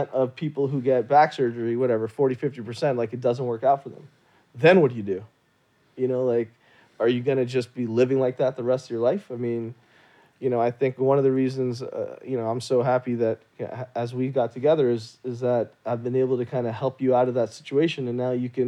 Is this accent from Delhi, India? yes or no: no; Jammu and Kashmir, India; Like I'm from from Kashmir, North India, you know, and yoga was was was created in India.